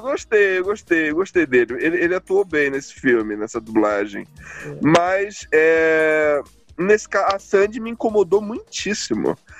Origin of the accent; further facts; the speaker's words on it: Pará, Brazil; o nordestino, no caso o paraense, esse que vos fala